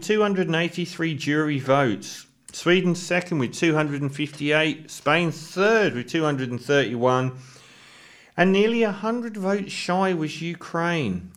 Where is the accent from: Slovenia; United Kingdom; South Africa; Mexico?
United Kingdom; speaking as a Brit here